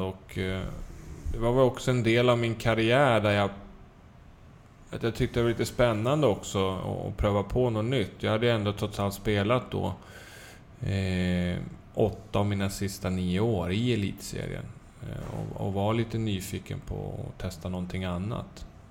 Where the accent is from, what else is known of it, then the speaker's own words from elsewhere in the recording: Södertälje, Stockholm County, Sweden; Jag växte upp i Södertälje